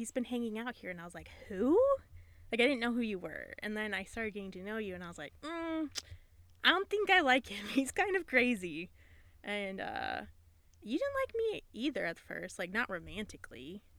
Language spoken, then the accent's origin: English; Ohio, United States; I grew up in Ohio.